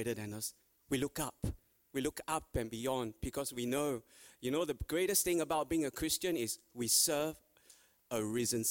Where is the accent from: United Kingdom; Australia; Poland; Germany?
Australia; every Australian